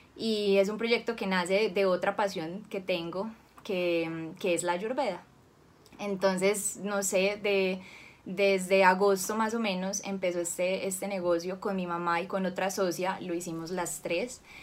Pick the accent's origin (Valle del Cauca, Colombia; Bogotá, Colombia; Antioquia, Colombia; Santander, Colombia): Valle del Cauca, Colombia; Cali; yo nací en Cali, nací en 1993